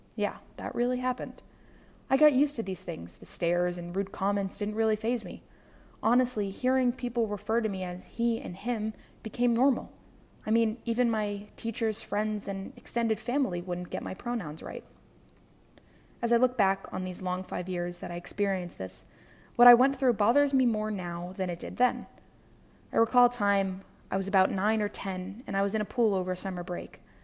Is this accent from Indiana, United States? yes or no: no; New York City, New York, United States; I'm from New York City, born and raised